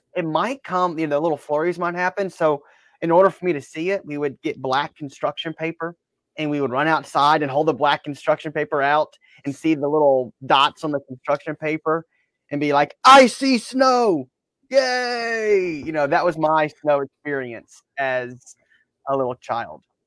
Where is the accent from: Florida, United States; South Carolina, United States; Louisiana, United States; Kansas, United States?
Louisiana, United States; Baton Rouge; moved away; also born or lived in Alabama; growing up in Baton Rouge